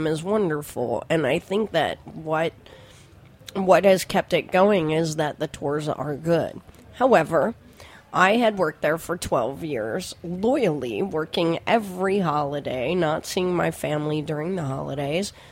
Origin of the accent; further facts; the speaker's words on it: Silver Spring, Maryland, United States; also born or lived in Lower East Side, New York City; now in New York City, United States; I was born and raised in Silver Spring, Maryland